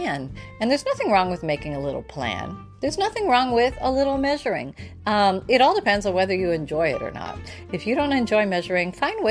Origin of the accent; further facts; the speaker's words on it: Canada; I was born in Canada